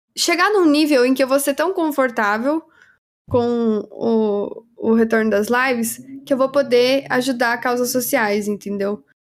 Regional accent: Brazil; nós somos brasileiros

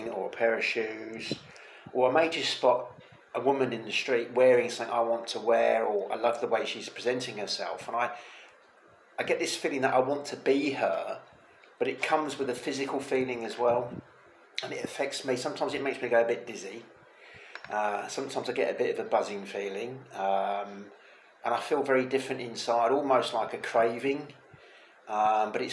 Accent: England, United Kingdom; moved away as an adult; now in Costa Blanca, Spain; I'm an English T-girl living out here in the sunny Costa Blanca in Spain

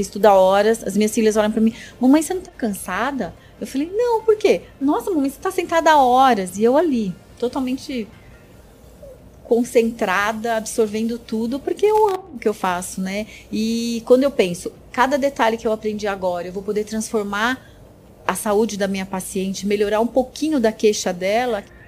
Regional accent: Brazil; nasci no Brasil, sou terceira geração, né? Meus avós vieram do Japão.

